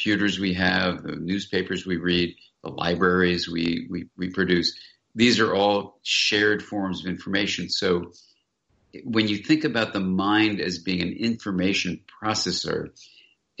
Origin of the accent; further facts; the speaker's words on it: Southern California, United States; I grew up here in Southern California, and I was walking along this beach where I was a kid and an adolescent